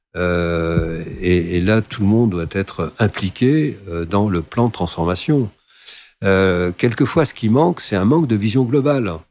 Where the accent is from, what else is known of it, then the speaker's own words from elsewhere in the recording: France; moved away as an adult; also born or lived in Côte d'Ivoire; en tant que Français